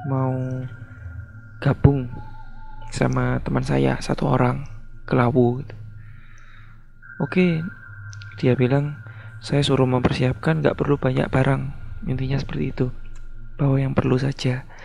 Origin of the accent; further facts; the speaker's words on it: Blora, Central Java, Indonesia; now in Sidoarjo, Indonesia; Saya tinggal di daerah Sidoarjo, tapi asal saya di Jawa Tengah, kota Blora.